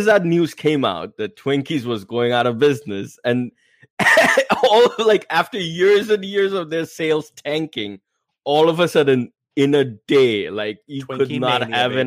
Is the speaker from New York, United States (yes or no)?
yes; New York, United States; me being a New Yorker